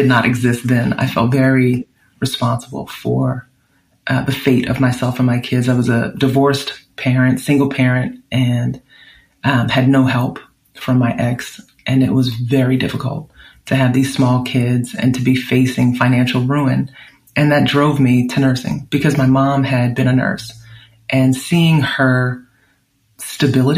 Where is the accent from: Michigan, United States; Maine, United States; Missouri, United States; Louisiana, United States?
Louisiana, United States; New Orleans; now in California, United States; growing up in New Orleans